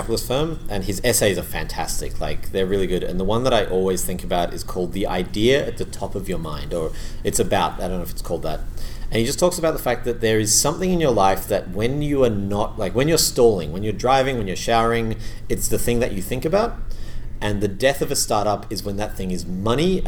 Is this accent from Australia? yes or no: yes; Australia; now in Canada; I'm in Canada at the moment and I'm an Australian